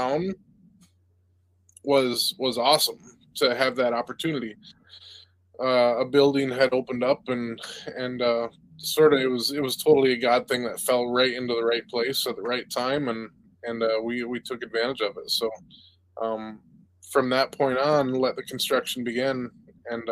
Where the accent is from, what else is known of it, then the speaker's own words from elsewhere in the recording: Vestaburg, Michigan, United States; I grew up in Vesterberg, a little town outside of Mount Pleasant, about 20 minutes